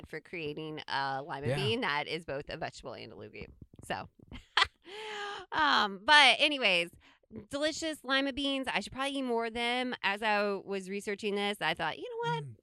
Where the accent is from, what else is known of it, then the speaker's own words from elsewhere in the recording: Midwest, United States; we grew up in the Midwest and we have cornfields all around us